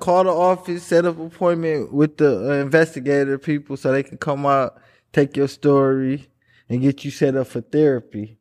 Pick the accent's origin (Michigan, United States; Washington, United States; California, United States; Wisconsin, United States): Wisconsin, United States; Milwaukee; Born and raised in Milwaukee.